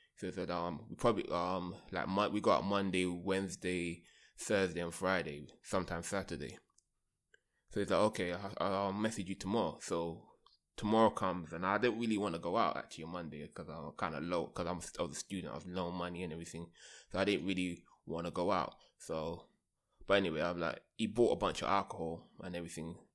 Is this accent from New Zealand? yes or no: no; London, United Kingdom; moved away; I grew up in London